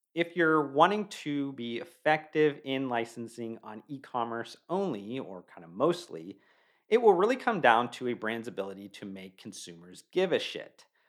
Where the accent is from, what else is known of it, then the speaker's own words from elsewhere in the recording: Youngstown, Ohio, United States; I was born and raised in Youngstown, Ohio